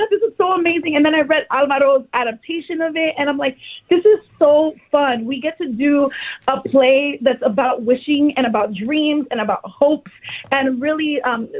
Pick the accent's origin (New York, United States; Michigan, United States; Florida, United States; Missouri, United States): Florida, United States; Miami; growing up in Miami